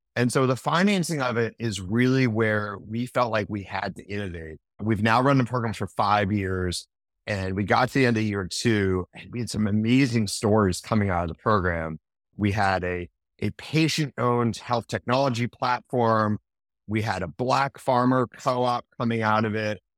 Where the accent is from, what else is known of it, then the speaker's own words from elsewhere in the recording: Manchester, New Hampshire, United States; when I was growing up in Manchester, New Hampshire